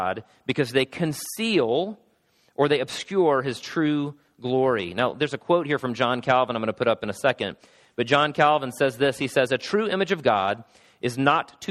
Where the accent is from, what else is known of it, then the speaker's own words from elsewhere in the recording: Travelers Rest, South Carolina, United States; I grew up in Travelers Rest, South Carolina